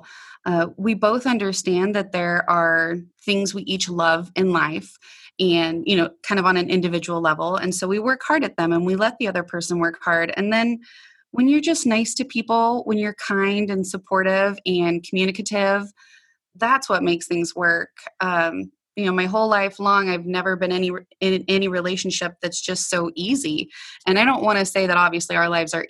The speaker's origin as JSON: {"language": "English", "region": "Nebraska", "country": "United States", "tie": "born or raised there", "also_born_or_lived": "Colorado", "moved": "as an adult", "said": "I stopped back in my hometown of Nebraska"}